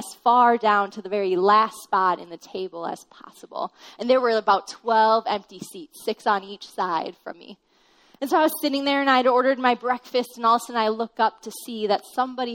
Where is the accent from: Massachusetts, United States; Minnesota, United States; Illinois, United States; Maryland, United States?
Minnesota, United States; I'm from Minnesota, and we're just really friendly.